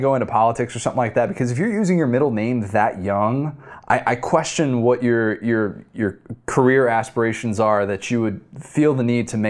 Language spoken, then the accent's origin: English; Chicago, Illinois, United States; I grew up in Chicago.